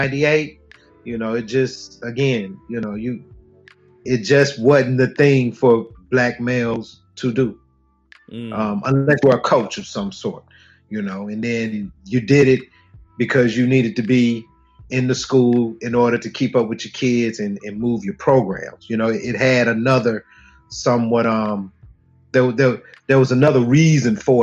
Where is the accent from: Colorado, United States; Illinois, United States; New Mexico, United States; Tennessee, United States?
Tennessee, United States; Chattanooga; I'm from Chattanooga as well. I went to McCauley.